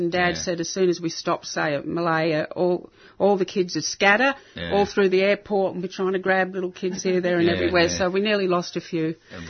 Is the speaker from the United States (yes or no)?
no; England, United Kingdom; born there; They were all Australian. I was born in England, so I went back on my British passport.